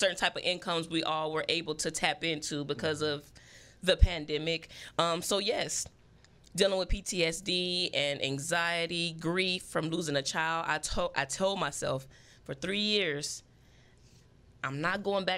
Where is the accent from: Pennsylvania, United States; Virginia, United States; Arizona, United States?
Arizona, United States; Phoenix; growing up in South Phoenix